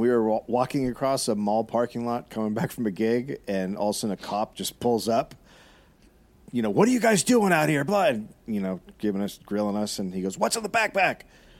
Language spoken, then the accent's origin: English; California, United States; I assume he pegged our accents because we're all from California.